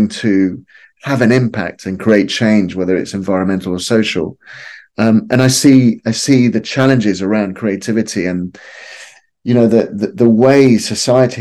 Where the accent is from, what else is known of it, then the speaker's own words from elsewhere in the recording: Lima, Peru; moved away; growing up in Lima in the 1970s and 1980s